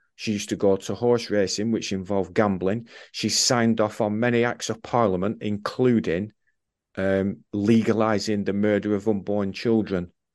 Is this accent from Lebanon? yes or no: no; England, United Kingdom; I'm an Englishman. I've served in the armed forces